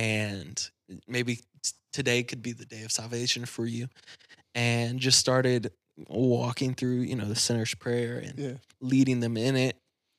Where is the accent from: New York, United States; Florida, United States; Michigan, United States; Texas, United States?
Michigan, United States; Battle Creek; I grew up in Battle Creek.